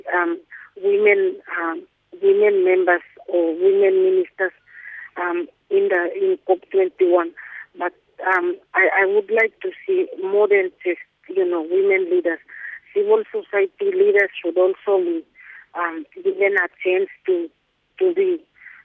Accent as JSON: {"language": "English", "area": "Carteret Islands", "region": "Bougainville", "country": "Papua New Guinea", "said": "I'm from Carteret in Papua New Guinea"}